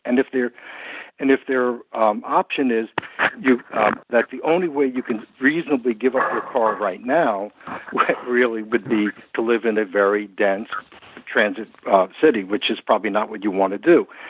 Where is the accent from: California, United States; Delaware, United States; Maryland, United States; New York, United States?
New York, United States; as you can tell from my accent, this is my hometown.